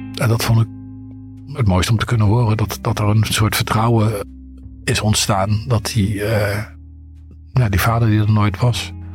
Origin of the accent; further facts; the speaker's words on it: eastern Netherlands, Netherlands; moved away; in mijn geboortestad weer aan het oosten van het land.